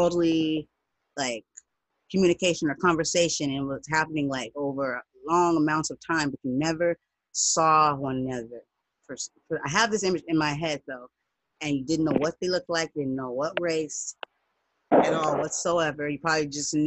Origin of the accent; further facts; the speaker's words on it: United States; I'm not from Africa. I'm black, I'm American